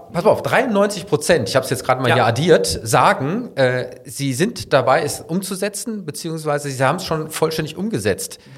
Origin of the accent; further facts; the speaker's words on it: Cologne, North Rhine-Westphalia, Germany; natürlich kommen wir aus Köln und glauben, dass nur wir hier in der Domstadt den besten Karneval der Welt